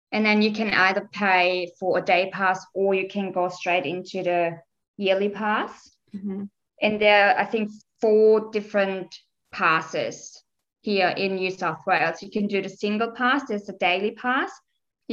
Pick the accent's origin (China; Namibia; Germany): Germany; I'm from Germany.